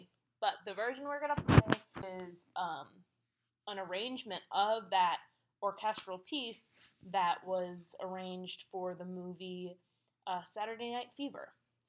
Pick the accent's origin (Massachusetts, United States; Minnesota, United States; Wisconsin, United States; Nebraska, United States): Minnesota, United States; St. Paul; he now lives in St. Paul, which is where I'm from.